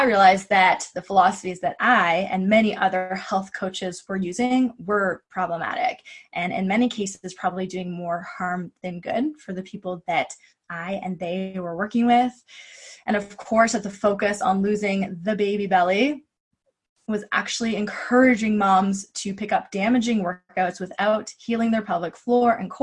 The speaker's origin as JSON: {"language": "English", "town": "Kingston", "region": "Ontario", "country": "Canada", "tie": "born or raised there", "also_born_or_lived": "Vancouver, Canada", "said": "Queen's University in my hometown of Kingston, Ontario"}